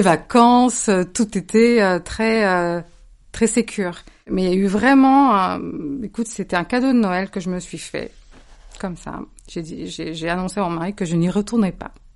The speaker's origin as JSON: {"language": "French", "area": "Cévennes", "region": "Occitania", "country": "France", "tie": "born or raised there", "moved": "yes", "said": "J'ai grandi dans les Cévennes."}